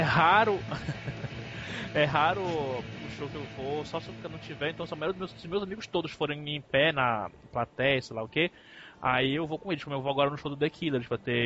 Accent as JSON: {"language": "Portuguese", "region": "Pará", "country": "Brazil", "said": "o … é da minha terra"}